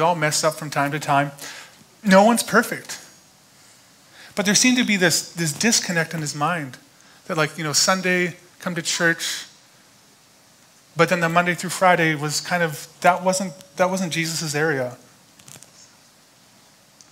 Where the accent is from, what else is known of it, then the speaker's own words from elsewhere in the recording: Alberta, Canada; Growing up in Alberta, usually I just did landscaping every summer